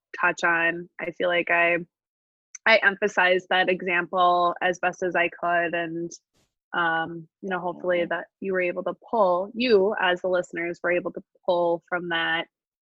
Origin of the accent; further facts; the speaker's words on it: La Crosse, Wisconsin, United States; now in Woodbury, United States; I grew up in La Crosse, Wisconsin